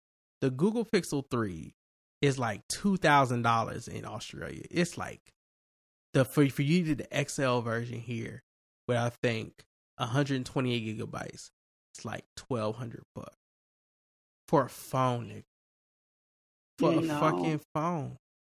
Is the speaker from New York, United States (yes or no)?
yes; New York, United States; I'm from New York, vaccinated.